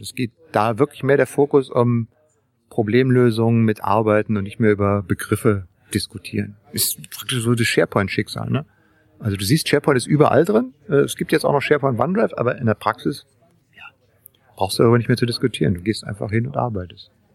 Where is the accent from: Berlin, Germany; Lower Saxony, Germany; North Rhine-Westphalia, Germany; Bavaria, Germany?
Berlin, Germany; als alter Berliner, man ist ja, ich bin ja in Berlin aufgewachsen, ja, ne, also in dem, im Westteil der Stadt